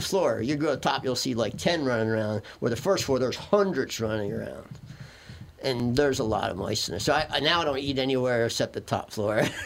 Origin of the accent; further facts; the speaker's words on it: Philadelphia, Pennsylvania, United States; we grew up in Philadelphia and people actually still have coal furnaces